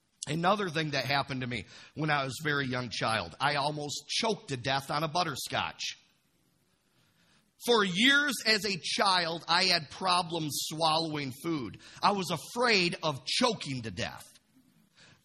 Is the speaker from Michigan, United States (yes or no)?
yes; Imlay City, Michigan, United States; I grew up in Imlay City